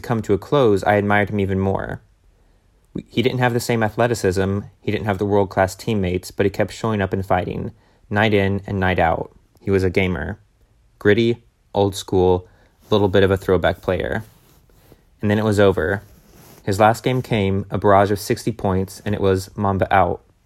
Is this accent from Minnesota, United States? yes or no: no; Tennessee, United States; we were growing up in Tennessee